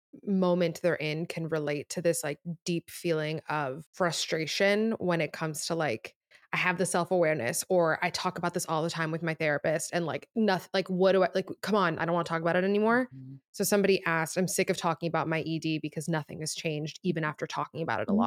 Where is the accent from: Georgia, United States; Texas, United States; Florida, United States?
Florida, United States; Miami; I'm from Miami.